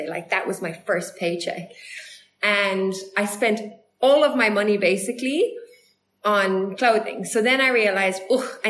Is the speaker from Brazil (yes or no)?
no; Ireland; moved away as an adult; also born or lived in United States; now in South Africa; growing up in Ireland